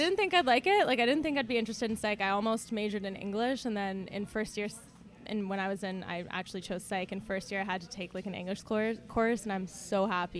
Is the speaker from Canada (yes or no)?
yes; Ottawa, Ontario, Canada; also born or lived in Montreal; I was born in Montreal, but I grew up in Ottawa. Like, I moved here when I was like 2.5, so I don't really remember much of Montreal. I went to school in Barrhaven, high school in Barrhaven, good old Barrhaven.